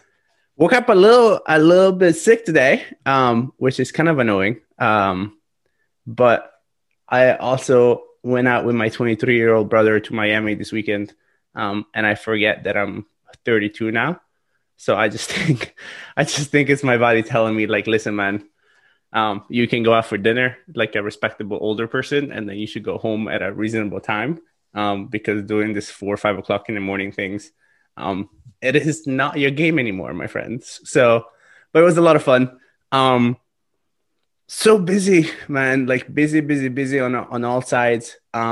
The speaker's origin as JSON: {"language": "English", "country": "Italy", "second_language": "English", "said": "So I am from Italy, yeah."}